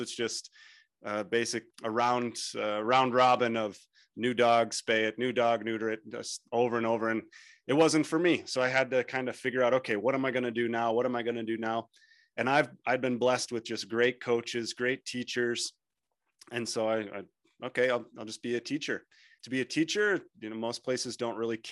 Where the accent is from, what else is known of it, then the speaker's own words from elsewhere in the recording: United States; moved away as an adult; now in Mongolia; I grew up in the States where sporting culture is huge